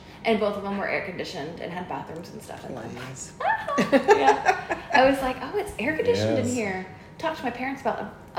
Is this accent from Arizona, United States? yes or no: yes; Paradise Valley, Arizona, United States; now in San Antonio, United States; where I grew up in Paradise Valley in Arizona is a little bit the snotty, well-to-do area.